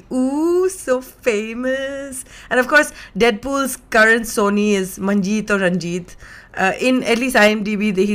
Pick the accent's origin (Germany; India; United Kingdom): India; as an Indian living in India